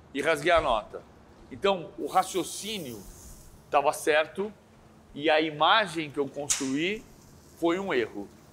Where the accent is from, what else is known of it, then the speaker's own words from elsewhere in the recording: São Paulo, Brazil; also born or lived in São Bernardo do Campo; Eu nasci, eu nasci, no, eu nasci em Perdizes, em São Paulo as Perdizes, que é a zona oeste de São Paulo. Eu, com 13 anos, fui para São Bernardo, uhum. cresci em São Bernardo, a adolescência em São Bernardo, mas eu sou paulistano de medula